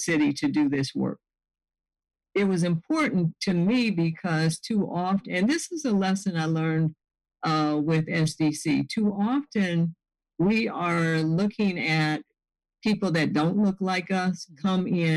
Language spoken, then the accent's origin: English; the South, United States; born or raised there; moved away as an adult